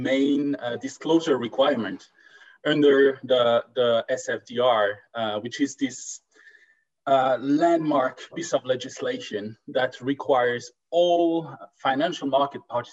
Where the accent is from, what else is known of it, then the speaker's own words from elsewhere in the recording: France; now in Stockholm, Sweden; I'm actually from France, and we'll guess from the accent.